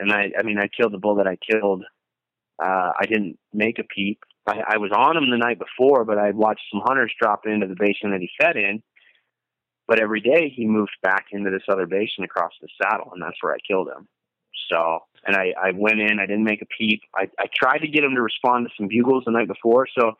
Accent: Minneapolis, Minnesota, United States; I moved from Minneapolis, where I grew up, North Minneapolis, in a little suburb called Blaine. It's way up on the north side. I moved to Southeast Minnesota, lived down there for 2 or 3 years, and then moved back to Minneapolis.

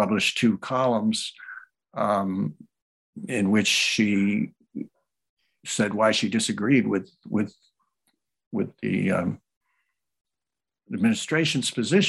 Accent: New Orleans, Louisiana, United States; also born or lived in Massachusetts; Well, I was born in Massachusetts. Both of my parents were interested in history. When I was four, we moved to New Orleans, Louisiana, where my father was teaching

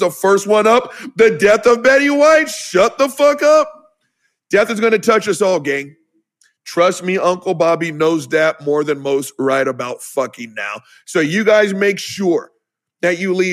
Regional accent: the South, United States

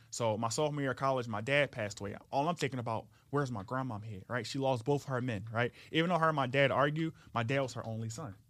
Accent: Philadelphia, Pennsylvania, United States; I was, uh, born and raised in South Philly.

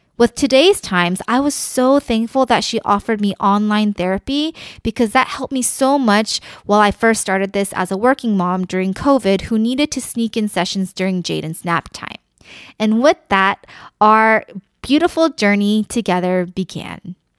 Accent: United States; I am Korean American

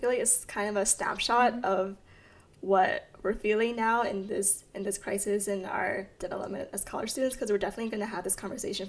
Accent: United States; But I also understand as an American

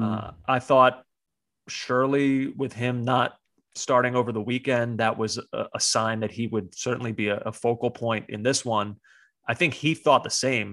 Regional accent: United States; the American on this podcast

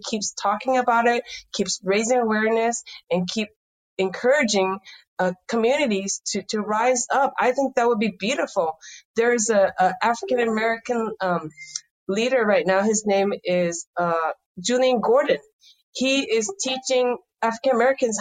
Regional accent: Taishan, Guangdong, China; now in San Francisco, United States; I was born in Toisan, China. It's a poor farming village. My toy was dirt

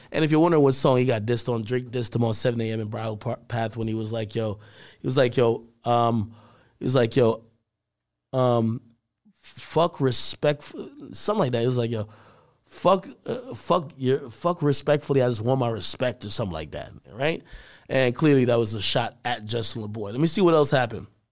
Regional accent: Jamaica; moved away; my family from a third world country, Jamaica, and I was born there

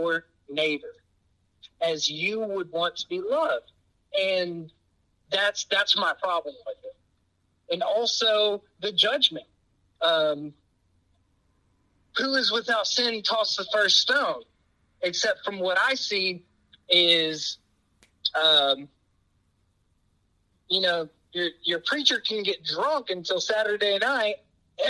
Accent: Texas, United States; growing up in Texas in the Bible Belt

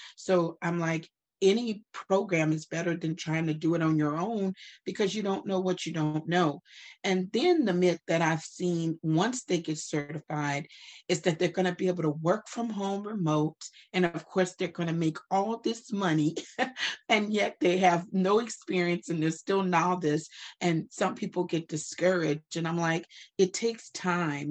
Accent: Opelousas, Louisiana, United States; now in Dallas, United States; I am from Opelousas, Louisiana.

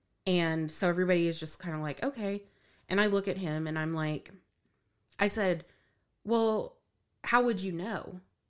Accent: Moore, United States; I grew up in the Church of Christ in Moore

